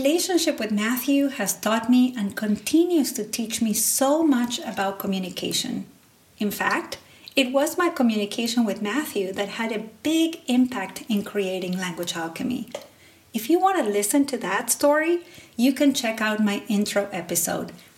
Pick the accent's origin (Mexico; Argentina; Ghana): Argentina; Salta; first language Spanish; English is a second language; moved away as an adult; now in United States; I grew up in the north of Argentina in a small city called Salta.